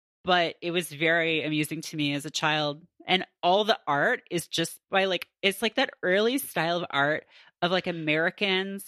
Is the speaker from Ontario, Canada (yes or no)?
yes; Ontario, Canada; born or raised there